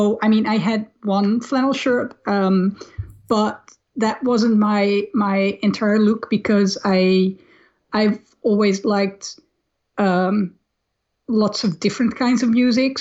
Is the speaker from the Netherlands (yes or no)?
yes; Amsterdam, North Holland, Netherlands; I grew up in Amsterdam